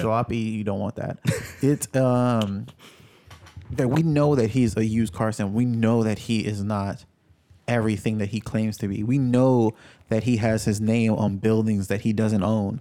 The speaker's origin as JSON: {"language": "English", "region": "New York", "country": "United States", "tie": "born or raised there", "said": "I grew up in New York"}